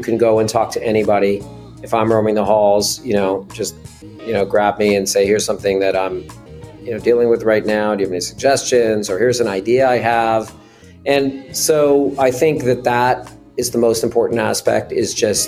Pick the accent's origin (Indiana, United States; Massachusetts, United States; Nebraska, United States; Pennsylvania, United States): Massachusetts, United States; Newton; I was born in Newton, Massachusetts